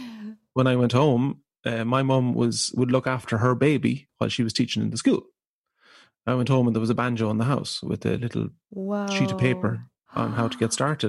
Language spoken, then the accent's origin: English; Ireland; So I'm the second of four children. We grew up in rural Ireland